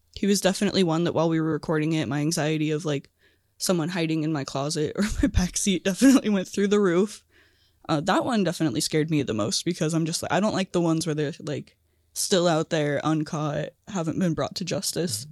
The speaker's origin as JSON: {"language": "English", "town": "Little Rock", "region": "Washington", "country": "United States", "tie": "born or raised there", "also_born_or_lived": "Lacey, Washington", "said": "I was born in Lacey, and then I grew up, like, in a tiny town a little bit south of Olympia"}